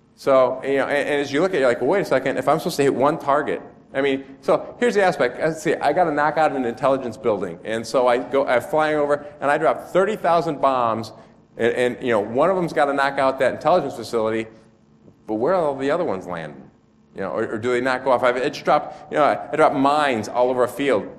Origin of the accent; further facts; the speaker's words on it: United States; a state called Illinois, which is really lousy because my home state's right next to it